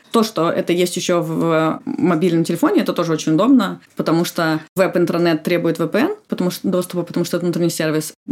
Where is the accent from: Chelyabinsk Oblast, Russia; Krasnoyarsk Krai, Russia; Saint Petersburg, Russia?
Saint Petersburg, Russia; now in Moscow, Russia; Ну вот я, например, из Петербурга, я родилась в Петербурге и жила там всю жизнь, и я переехала ну, вот, по работе, по сути, полгода.